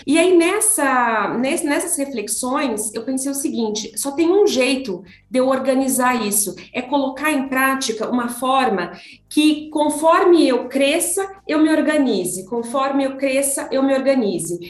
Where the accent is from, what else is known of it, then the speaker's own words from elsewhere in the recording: Taubaté, São Paulo, Brazil; moved away as an adult; now in São Paulo, Brazil; eu sou do interior de São Paulo, Taubaté, e lá eu fiz faculdade